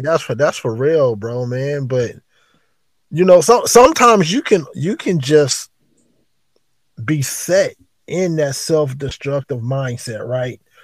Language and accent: English; East Palo Alto, California, United States; also born or lived in Oakland, California; born and raised in East Palo Alto. Move move to move to Oakland